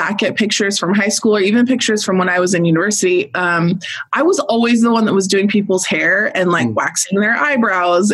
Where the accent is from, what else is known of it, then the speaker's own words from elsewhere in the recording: Washington, United States; moved away as an adult; also born or lived in California; I'm from Washington State. At this point, I was living in California